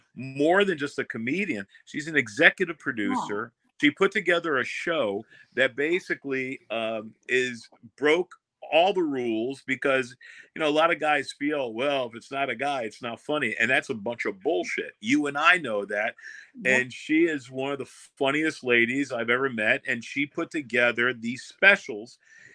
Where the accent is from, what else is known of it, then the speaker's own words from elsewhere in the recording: New York, United States; because I'm originally from New York and a lot of people don't know